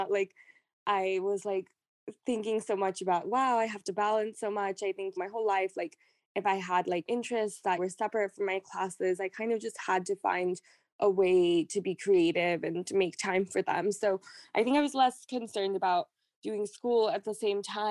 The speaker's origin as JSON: {"language": "English", "area": "Silicon Valley", "region": "California", "country": "United States", "tie": "born or raised there", "said": "I grew up in California in Silicon Valley."}